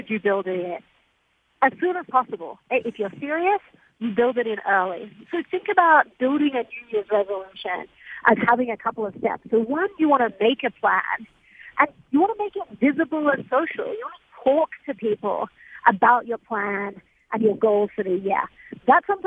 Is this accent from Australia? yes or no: yes; Australia; moved away; I'm from Australia. My grandparents still live there